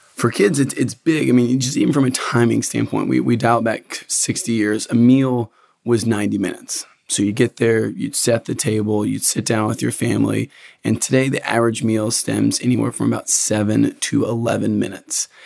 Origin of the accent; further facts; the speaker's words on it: Lexington, Kentucky, United States; I'm from Central Kentucky, from Lexington, actually